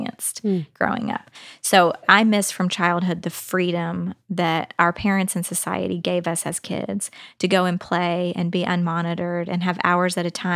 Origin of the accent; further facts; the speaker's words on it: Texas, United States; now in Nashville, United States; I grew up in Texas